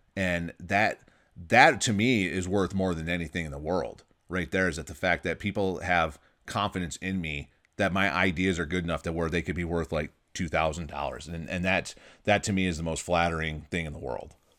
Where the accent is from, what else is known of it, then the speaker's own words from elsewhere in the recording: Michigan, United States; now in California, United States; my home state where I grew up, Michigan